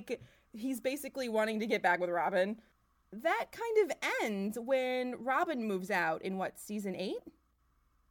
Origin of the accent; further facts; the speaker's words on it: Michigan, United States; moved away as an adult; also born or lived in upstate New York; now in New York, United States; So I am also from Michigan. I'm living in upstate New York for work.